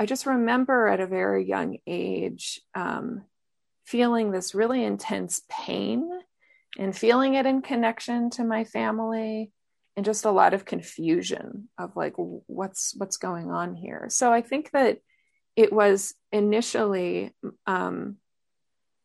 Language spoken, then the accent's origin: English; northern New Mexico, United States; I grew up in New Mexico, in northern New Mexico